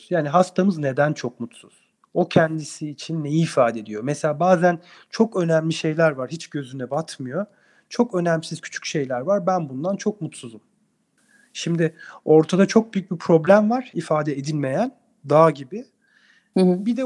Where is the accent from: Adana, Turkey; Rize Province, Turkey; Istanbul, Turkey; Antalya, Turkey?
Adana, Turkey; Hayır, Ankara Tıp mezunu Adanalıyım ben.